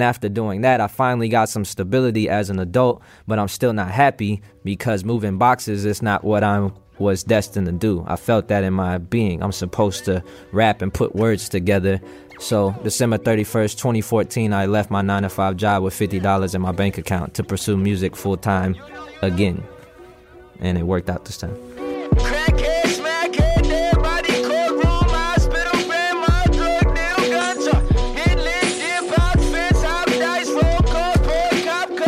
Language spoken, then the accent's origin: English; Dallas County, Texas, United States; then we moved to a suburb in Dallas County